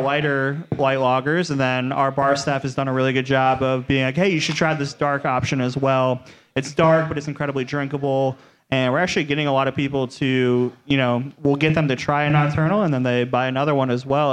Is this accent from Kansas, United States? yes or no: no; Cleveland, Ohio, United States; moved away as an adult; now in Cincinnati, United States; I grew up in Cleveland